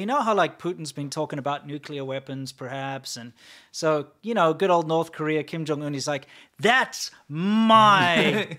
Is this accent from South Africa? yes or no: yes; South Africa; also born or lived in China; now in United States; I'm from South Africa.